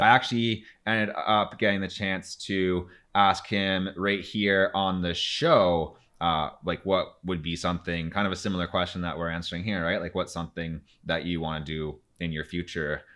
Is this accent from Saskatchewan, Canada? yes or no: no; Timmins, Ontario, Canada; I'm from Timmins